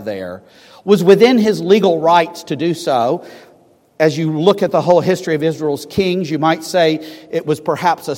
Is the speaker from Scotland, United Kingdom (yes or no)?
yes; Scotland, United Kingdom; I'm a Scotsman